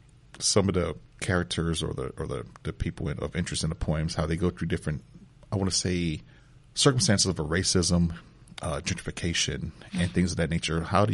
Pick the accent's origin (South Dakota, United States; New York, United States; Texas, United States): Texas, United States; San Antonio; I grew up in San Antonio